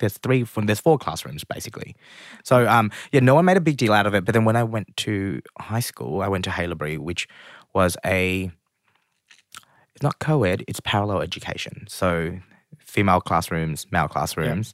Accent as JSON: {"language": "English", "town": "Springvale", "region": "Victoria", "country": "Australia", "tie": "born or raised there", "said": "especially as a Vietnamese immigrant kind of growing up in Australia, we lived in Springvale."}